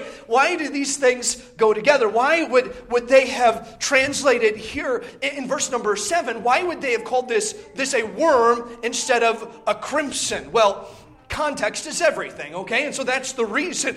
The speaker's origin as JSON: {"language": "English", "region": "Indiana", "country": "United States", "tie": "born or raised there", "moved": "yes", "said": "I grew up in Indiana"}